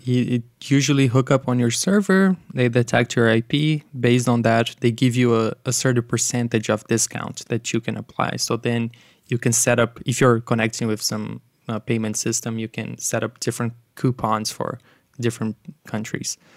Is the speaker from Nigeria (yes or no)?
no; Brazil; moved away; I'm originally from Brazil